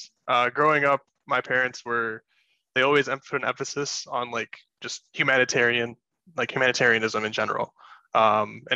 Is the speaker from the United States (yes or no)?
yes; Grand Rapids, Michigan, United States; born and raised in Grand Rapids, Michigan